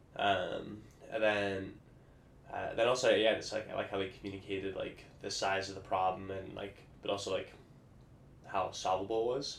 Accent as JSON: {"language": "English", "town": "Vancouver", "region": "Washington", "country": "United States", "tie": "born or raised there", "said": "I grew up in Vancouver, Washington"}